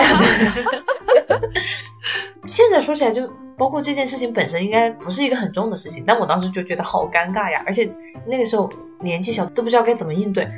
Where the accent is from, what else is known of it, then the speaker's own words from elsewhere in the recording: China; now in United States; 我是中国人，我，我英语不是母语